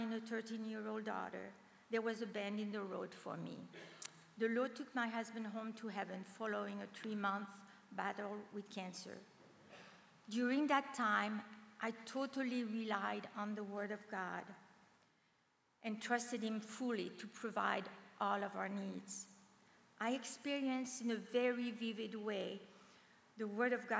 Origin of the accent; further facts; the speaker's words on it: France; very lost French young woman